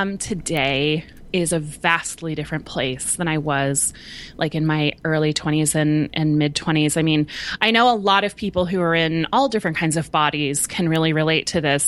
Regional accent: Southern California, United States; I grew up in Southern California

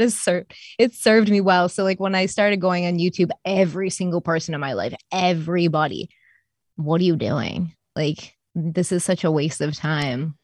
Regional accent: Rochester, New York, United States; I was born in, uh, Rochester, New York.

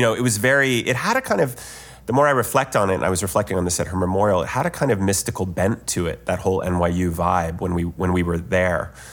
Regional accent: Ohio, United States; I'm from Ohio

